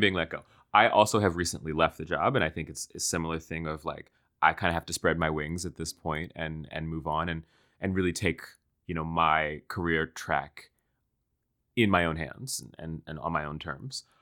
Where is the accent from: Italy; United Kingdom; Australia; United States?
United States; Washington, District of Columbia; I grew up in Washington, D C